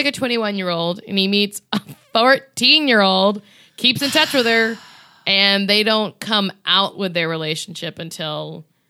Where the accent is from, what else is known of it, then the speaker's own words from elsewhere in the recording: the South, United States; I could say that I'm from the South